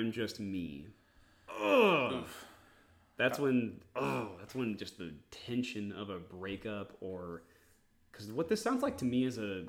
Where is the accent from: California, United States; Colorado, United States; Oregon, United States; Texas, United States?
Texas, United States; also born or lived in Georgia; I'm from Texas. Outside of a stint for 3 months when I lived in the great state of Georgia, I've lived in Texas, always.